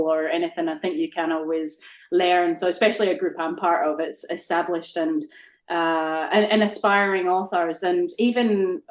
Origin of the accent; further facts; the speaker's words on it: Scotland, United Kingdom; moved away; I grew up in Scotland